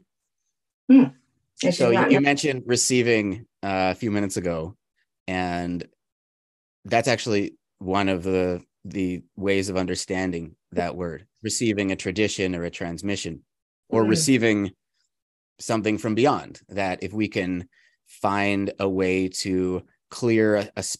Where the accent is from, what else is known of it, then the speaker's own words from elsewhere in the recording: Calgary, Alberta, Canada; I was raised in the Jewish community in Calgary, Alberta, which is in Canada